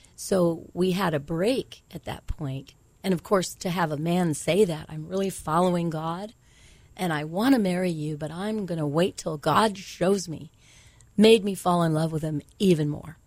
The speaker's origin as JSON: {"language": "English", "town": "San Jose", "region": "California", "country": "United States", "tie": "born or raised there", "said": "I grew up in San Jose, California"}